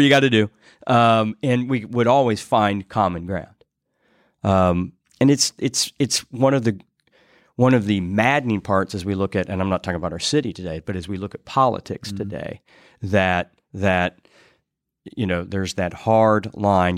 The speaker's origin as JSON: {"language": "English", "town": "Greenfield", "region": "Indiana", "country": "United States", "tie": "born or raised there", "moved": "as an adult", "lives_now": "Indianapolis, United States", "said": "I grew up in Greenfield"}